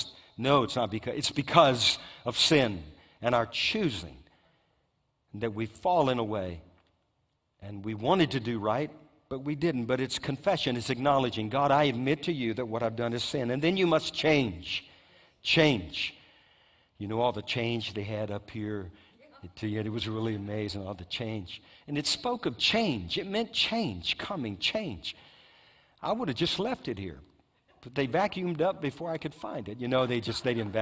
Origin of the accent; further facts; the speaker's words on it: Louisiana, United States; my home state of Louisiana